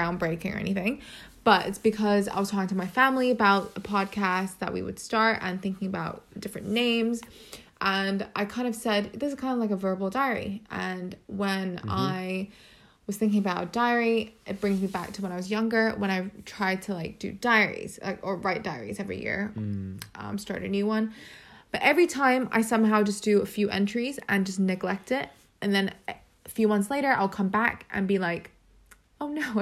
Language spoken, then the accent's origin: English; Hong Kong; moved away as an adult; now in London, United Kingdom; I live in London and have been living in the UK for about 8-9 years now. And originally from Hong Kong